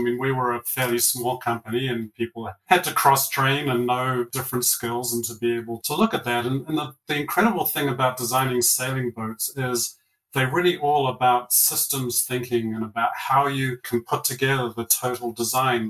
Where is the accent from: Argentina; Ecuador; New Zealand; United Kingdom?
New Zealand; now in Colorado, United States; I'm from down south, grew up in New Zealand, had a wonderful childhood and upbringing there